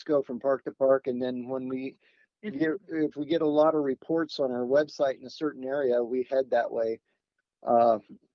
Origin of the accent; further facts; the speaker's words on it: Oregon, United States; I grew up in Oregon